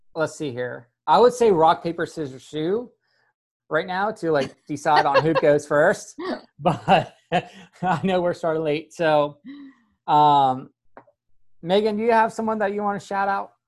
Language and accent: English; Pennsylvania, United States; now in the South, United States; I grew up in Pennsylvania and moving down south, I'm officially allowed to say y'all